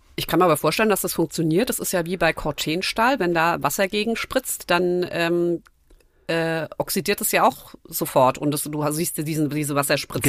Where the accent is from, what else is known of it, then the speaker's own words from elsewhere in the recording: Nackenheim, Rhineland-Palatinate, Germany; Ich bin in Nackenheim aufgewachsen